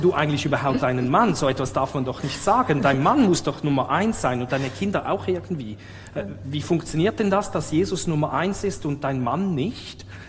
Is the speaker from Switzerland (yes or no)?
yes; Switzerland; ich vielleicht gar nicht wirklich Schweizer bin